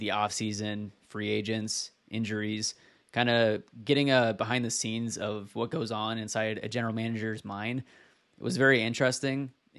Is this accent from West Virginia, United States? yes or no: no; Washington, United States; So I was raised in Washington State, which is where I currently live as well.